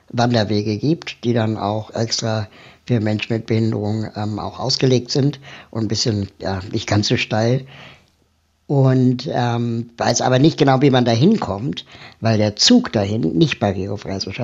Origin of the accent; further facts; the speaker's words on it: Peru; German is a second language; now in Berlin, Germany; ich kann ja, obwohl ich schon seit 42 Jahren in Berlin wohne, wirst du selbst von Berlinern nicht als Berliner wahrgenommen, sondern immer nur der, der aus Peru ist.